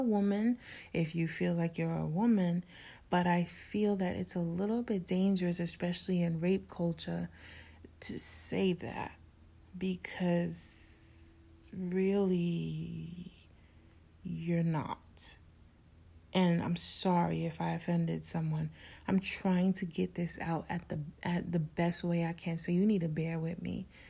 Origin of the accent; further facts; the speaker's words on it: New York City, New York, United States; In my neighborhood growing up in New York City